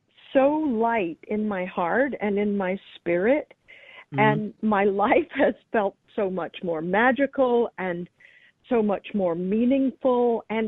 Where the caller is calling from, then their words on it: Los Angeles, California, United States; I'm calling from Hollywood, California.